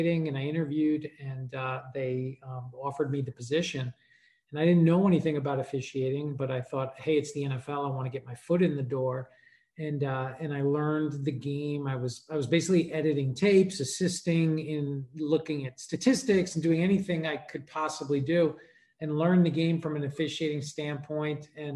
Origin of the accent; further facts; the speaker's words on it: New York, United States; I grew up in New York